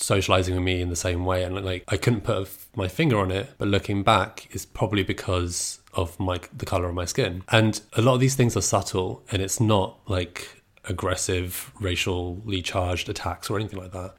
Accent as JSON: {"language": "English", "town": "Brighton", "region": "South East England", "country": "United Kingdom", "tie": "born or raised there", "said": "I grew up in Brighton"}